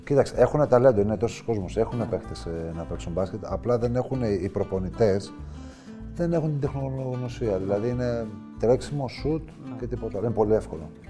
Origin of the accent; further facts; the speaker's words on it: Karditsa, Thessaly, Greece; Θα γίνω δήμαρχο στην πόλη μου.